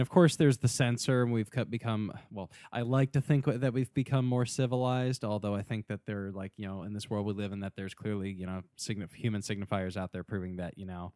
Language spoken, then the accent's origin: English; United States; growing up in America, I guess during the nineties